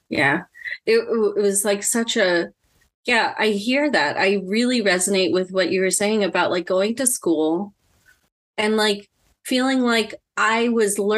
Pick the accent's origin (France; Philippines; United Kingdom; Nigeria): Philippines; And that for me as a Filipino woman, a big part of me being healthy is my family.